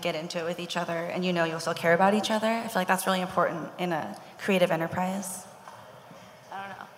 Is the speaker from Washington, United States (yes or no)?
yes; Seattle, Washington, United States; moved away as an adult; now in Los Angeles, United States; Because we were all born and raised in Seattle